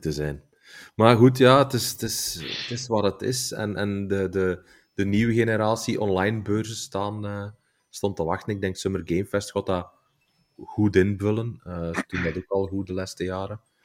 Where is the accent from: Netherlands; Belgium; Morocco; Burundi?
Belgium